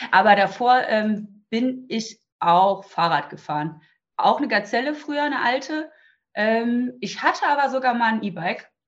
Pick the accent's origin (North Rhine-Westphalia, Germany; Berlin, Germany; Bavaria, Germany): North Rhine-Westphalia, Germany; Düsseldorf; Ähm, ich komme aus Düsseldorf